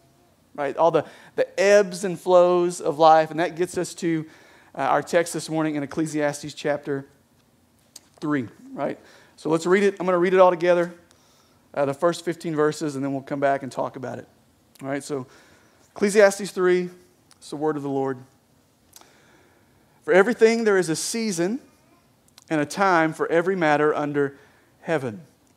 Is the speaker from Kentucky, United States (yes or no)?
yes; Kentucky, United States; All right, apparently I am from Eastern Kentucky.